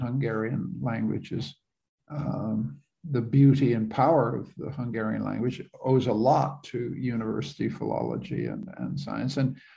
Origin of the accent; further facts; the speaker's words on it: Canada; I'm a Canadian